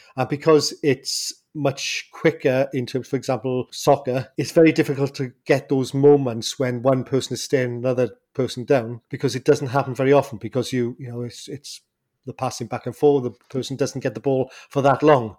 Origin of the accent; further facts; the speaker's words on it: Welsh, Wales, United Kingdom; I'm Welsh